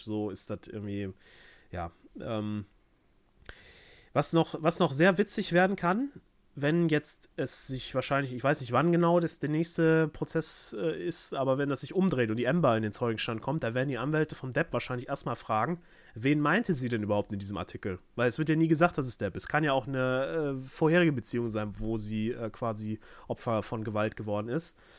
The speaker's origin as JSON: {"language": "German", "country": "Germany", "said": "mir als Deutscher"}